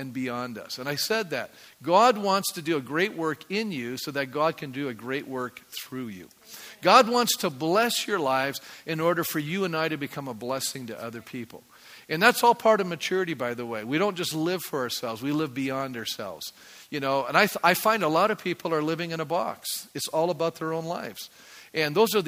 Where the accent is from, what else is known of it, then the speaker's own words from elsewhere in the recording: Canada; I'm a Canadian